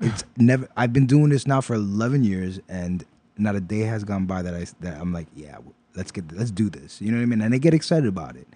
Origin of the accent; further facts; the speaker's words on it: New York City, New York, United States; also born or lived in Pennsylvania; I grew up in Brooklyn most of my life and, uh, moved to Pennsylvania for a couple years, finished high school out there, and then came right back.